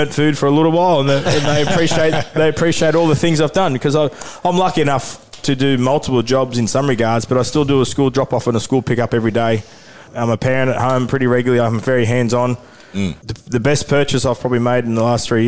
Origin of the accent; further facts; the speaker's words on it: Newcastle, New South Wales, Australia; I went to school with my with Sharni at the time and we grew up in Newcastle